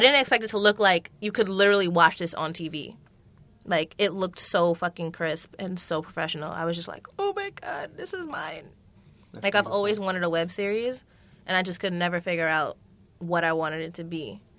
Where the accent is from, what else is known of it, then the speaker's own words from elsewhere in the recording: Jamaica; I'm Jamaican, so I think everything is fake.